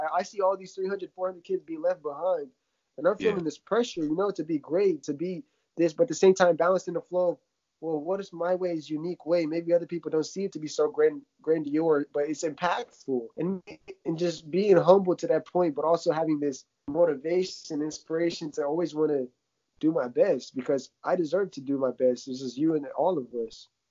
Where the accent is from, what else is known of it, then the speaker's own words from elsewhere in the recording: Ukraine; now in United States; growing up in Ukraine, you know, uh, seeing my family die in front of me to drugs, alcohol